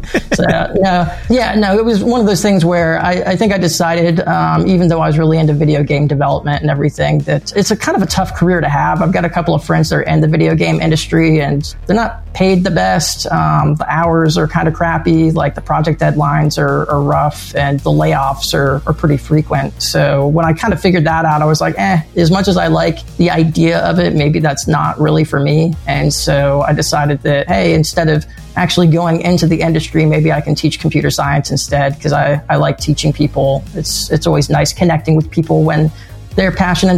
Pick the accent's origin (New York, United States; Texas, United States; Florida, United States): Florida, United States; I grew up in Florida when I was in high school